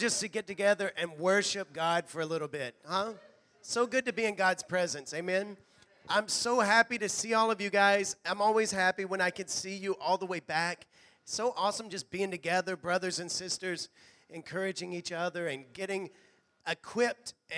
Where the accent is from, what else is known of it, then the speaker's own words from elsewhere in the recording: Hueytown, Alabama, United States; moved away; that's mine and Carrie's hometown. We're from Hueytown